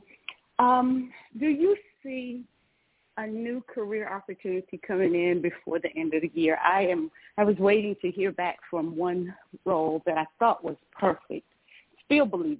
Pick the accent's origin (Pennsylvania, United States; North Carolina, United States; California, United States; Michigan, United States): North Carolina, United States; moved away as an adult; now in Georgia, United States; I'm originally born and raised in North Carolina and moved to Georgia 11 years ago